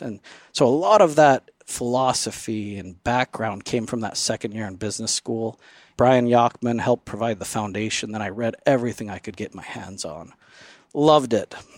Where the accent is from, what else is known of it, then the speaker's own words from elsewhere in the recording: Phoenix, Arizona, United States; now in Alpine, United States; I grew up in the Phoenix area